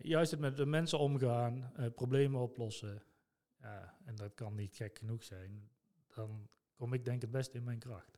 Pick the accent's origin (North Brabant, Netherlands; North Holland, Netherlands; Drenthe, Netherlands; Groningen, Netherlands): North Brabant, Netherlands; Son en Breugel; geboren en getogen in Zonnebreugel.